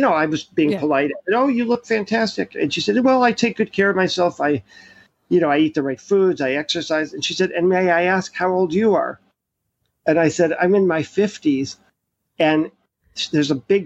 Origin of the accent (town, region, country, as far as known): New York, United States